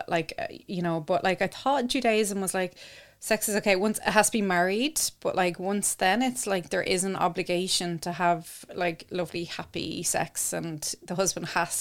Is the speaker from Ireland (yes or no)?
yes; Ireland; growing up in Ireland